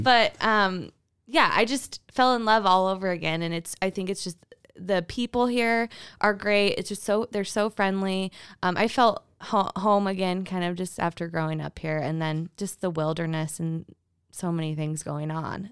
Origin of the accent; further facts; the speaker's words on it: Twin Falls, Idaho, United States; also born or lived in San Francisco, California; now in Boise, United States; grew up in Twin Falls, and then I went to University of Idaho